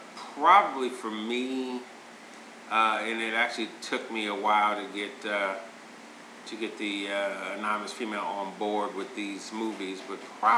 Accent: United States; being an American, a born American black person

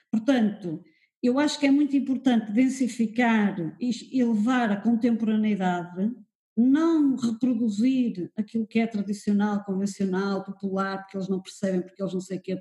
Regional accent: Porto, Porto District, Portugal; now in Lisbon, Portugal; Eu, quando vim do Porto para Lisboa, notei uma diferença enorme desse ponto de vista.

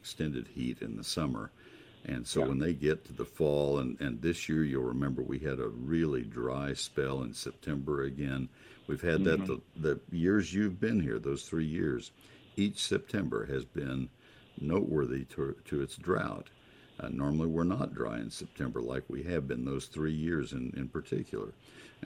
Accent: College Station, Texas, United States; also born or lived in Ohio; growing up in College Station, Texas

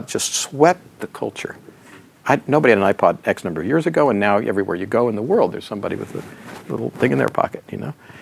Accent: United States; as an American

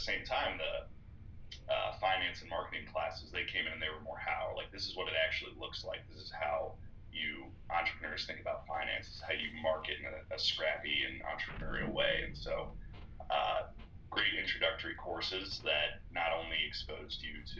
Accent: Springboro, Ohio, United States; I'm originally from Springboro, Ohio, which is not far from Miami's Middletown campus, and grew up in the area

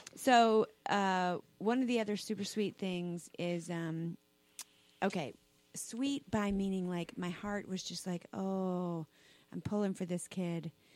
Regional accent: South Carolina, United States; I grew up in South Carolina, Southern Baptist

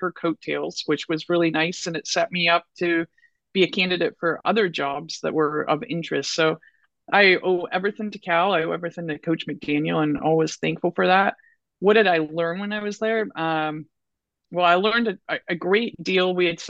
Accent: Scotland, United Kingdom; And when you're Scottish, we all know how we like the green dollar.

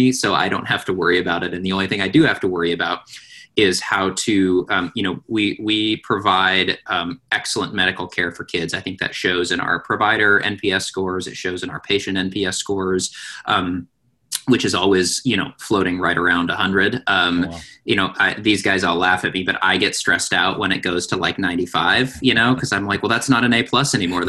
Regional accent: Pacific Northwest, United States; I was born and raised in the Pacific Northwest

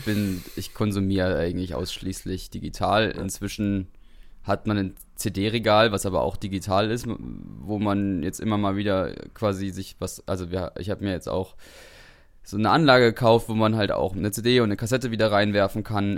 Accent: Suhl, Thuringia, Germany; moved away as an adult; also born or lived in Dresden; wir kommen ja beide aus Suhl

